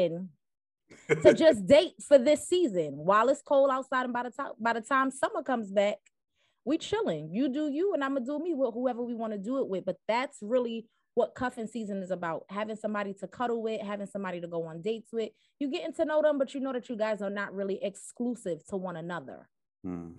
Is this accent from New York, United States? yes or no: yes; New York City, New York, United States; accent: East Coast; I am from Brooklyn, New York, Bed-Stuy to be specific